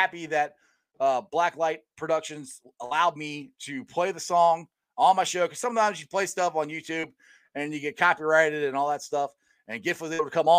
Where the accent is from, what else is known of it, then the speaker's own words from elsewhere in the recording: Cincinnati, Ohio, United States; West Side boys